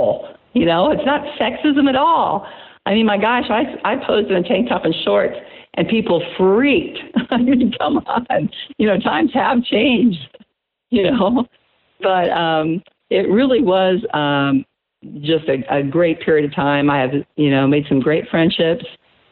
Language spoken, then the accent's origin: English; Iowa, United States; I go back to my hometown